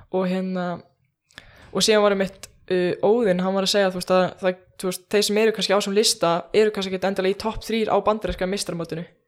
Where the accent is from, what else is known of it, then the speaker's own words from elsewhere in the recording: Iceland; ég er bara eitthvað frá Íslandi